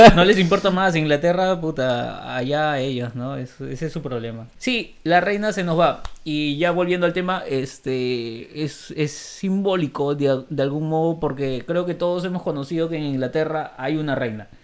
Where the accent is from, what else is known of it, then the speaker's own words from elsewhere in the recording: Peru; somos peruanos y viajamos en Argentina